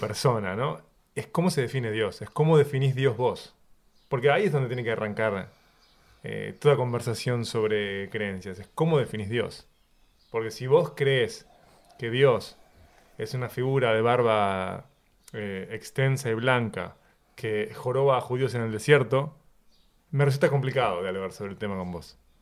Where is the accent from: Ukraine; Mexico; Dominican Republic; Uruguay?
Uruguay; mi infancia en Uruguay